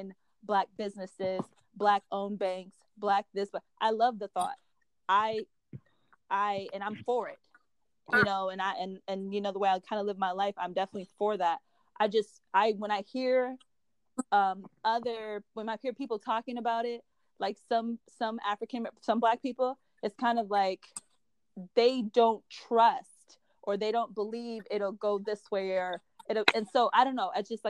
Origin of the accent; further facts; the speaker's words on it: Minnesota, United States; now in Washington, DC, United States; I'm from Minnesota. Minnesota is predominantly white. Coming out to DC, which is predominantly Black